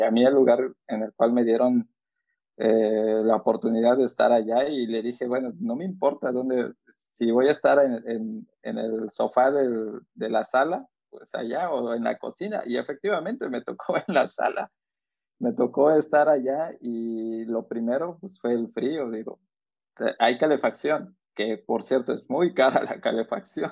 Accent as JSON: {"language": "Spanish", "country": "Mexico", "moved": "yes", "said": "nosotros como como mexicanos"}